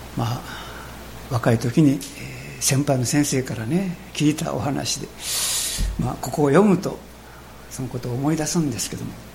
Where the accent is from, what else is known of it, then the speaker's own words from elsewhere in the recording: Japan; 私たちの国